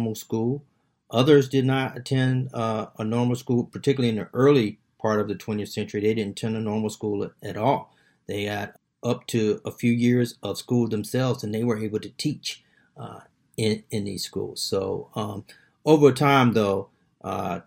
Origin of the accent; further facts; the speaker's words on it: South Carolina, United States; being from South Carolina, even in my hometown